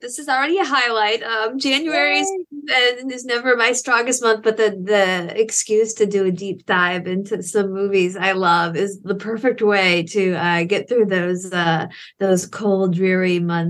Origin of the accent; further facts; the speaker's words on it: Michigan, United States; I'm from Michigan